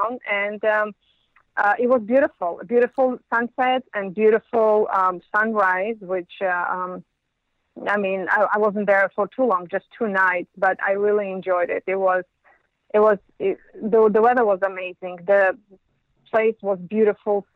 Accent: Yerevan, Armenia; now in Los Angeles, United States; I'm from Yerevan

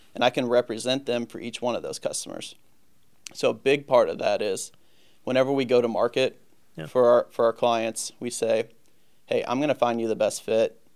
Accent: St. Louis, Missouri, United States; also born or lived in Virginia; born and raised in St. Louis.

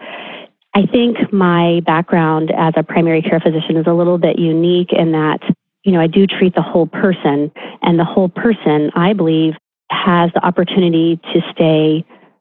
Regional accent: Charleston, South Carolina, United States; moved away as an adult; also born or lived in Los Angeles, California; now in Newport Beach, United States; I grew up in Charleston, South Carolina, and did my training there at the Medical University of South Carolina, came out to UCLA and did my residency out here, and then established a traditional primary care practice here in Newport Beach.

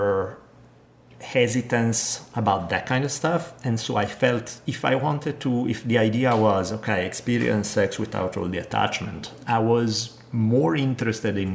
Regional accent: Italy; moved away; Growing up in Italy

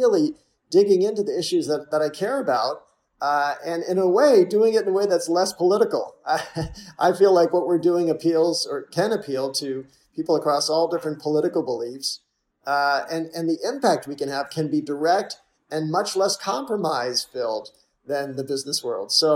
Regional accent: Massachusetts, United States; I grew up in Massachusetts

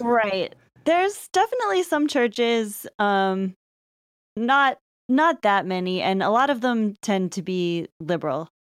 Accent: Lafayette, California, United States; we both grew up in, uh, suburb of Berkeley, California.

